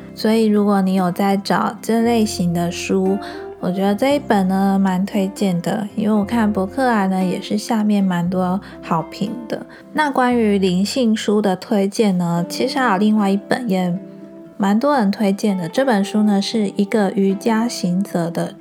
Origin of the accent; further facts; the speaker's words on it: Changhua County, Taiwan; moved away as an adult; also born or lived in Pingtung; now in Kaohsiung, Taiwan; 因为我是从彰化嫁到屏东嘛，那我现在住高雄。